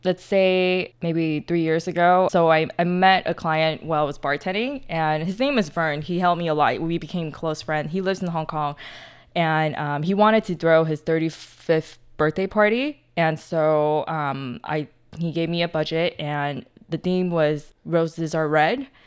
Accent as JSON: {"language": "English", "region": "California", "country": "United States", "tie": "born or raised there", "moved": "yes", "lives_now": "Taiwan", "said": "I grew up in, in California"}